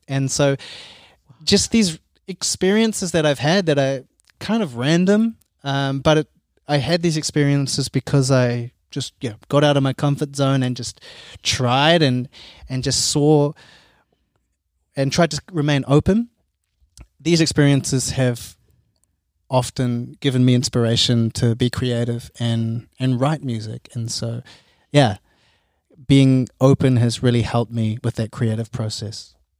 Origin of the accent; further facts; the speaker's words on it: Auckland, New Zealand; now in Cologne, Germany; I come from Auckland